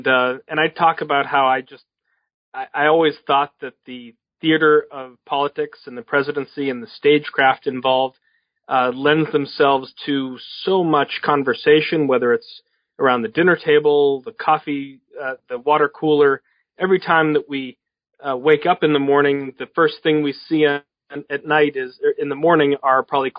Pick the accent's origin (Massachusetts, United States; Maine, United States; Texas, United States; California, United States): Massachusetts, United States; Boston; Well, I grew up in Boston and in the cradle of the American Revolution, became an intense student of American history